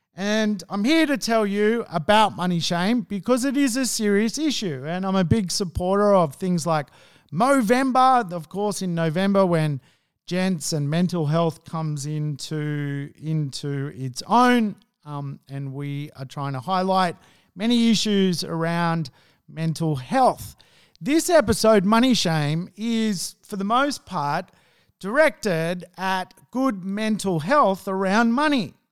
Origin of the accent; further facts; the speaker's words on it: Sydney, New South Wales, Australia; I grew up in Hunnis Hill, which was a old money marketplace